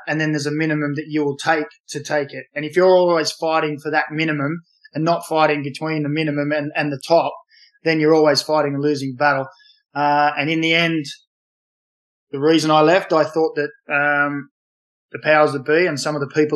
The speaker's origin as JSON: {"language": "English", "town": "Newcastle", "region": "New South Wales", "country": "Australia", "tie": "born or raised there", "said": "we grew up in Newcastle. We played in Newcastle"}